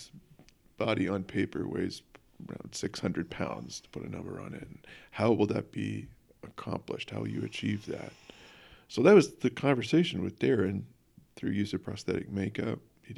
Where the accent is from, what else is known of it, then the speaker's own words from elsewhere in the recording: London, United Kingdom; I was raised seeing plays in London, which opened my eyes to the world of acting.